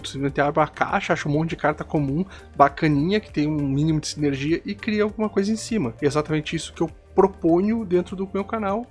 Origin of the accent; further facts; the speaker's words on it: Santiago, Rio Grande do Sul, Brazil; now in Santo Ângelo, Brazil; eu sou natural de Santiago, no Rio Grande do Sul